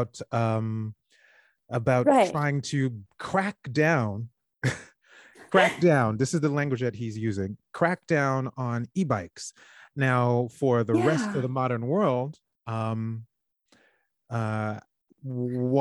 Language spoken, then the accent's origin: English; New York, United States; me being a New Yorker